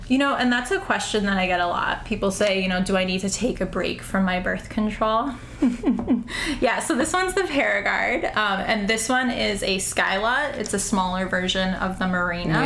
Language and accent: English; St. Paul, Minnesota, United States; now in New York City, United States; I'm originally from St. Paul, Minnesota